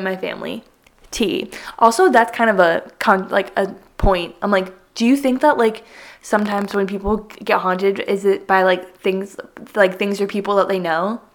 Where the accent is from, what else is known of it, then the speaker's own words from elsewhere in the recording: Southwest Connecticut, United States; I am from Southwest Connecticut